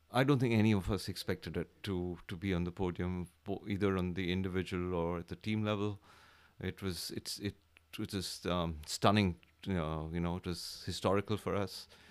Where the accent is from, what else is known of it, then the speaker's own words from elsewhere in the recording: India; from India.